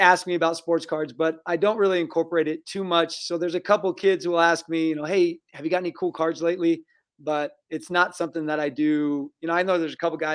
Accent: Eastern Washington, United States; I grew up in Eastern Washington

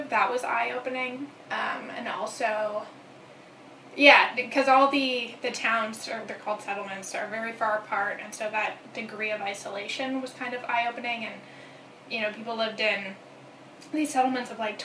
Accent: Brampton, Ontario, Canada; also born or lived in Waterloo; I am from Canada. I grew up outside of Toronto.

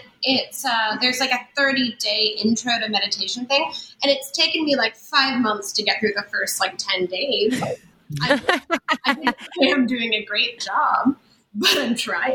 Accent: Los Angeles, California, United States; now in New Orleans, United States; being born and raised in Los Angeles.

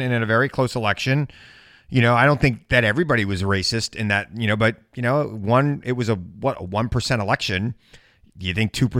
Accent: Suffolk County, Long Island, New York, United States; I grew up in Suffolk County, Long Island

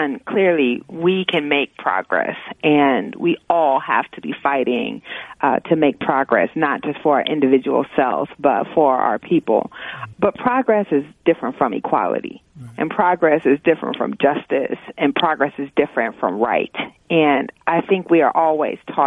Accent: Iowa, United States; moved away; also born or lived in Oregon / North Carolina / New York; I grew up in Iowa and was bused as part of a school segregation program

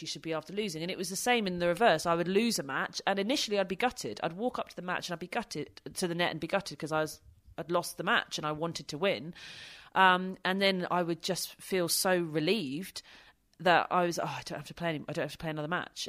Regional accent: United Kingdom

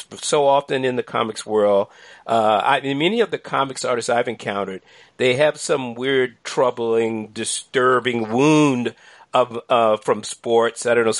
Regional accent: Washington, District of Columbia, United States; I'm a longtime lover of the sport who did not grow up in New York City, but I grew up in Washington, D.C., basically mesmerized by New York. I mean, I'm a lot older. You know, I'm in my 60s.

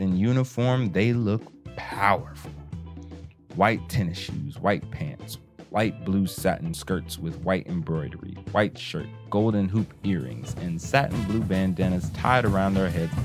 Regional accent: Kansas, United States; I'm from Kansas

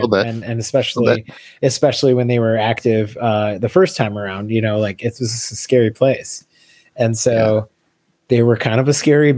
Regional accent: Detroit, Michigan, United States; Growing up in Detroit, one thing, I mean, I was a little too young to see any of that stuff firsthand

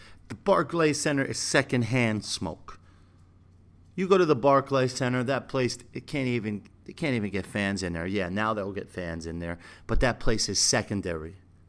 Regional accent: New York City, New York, United States; Brooklyn, I'm from Brooklyn. And I respect Brooklyn.

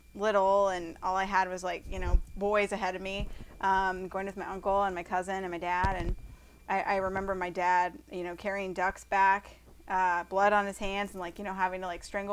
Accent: Iowa, United States; growing up in Iowa, with the family I did

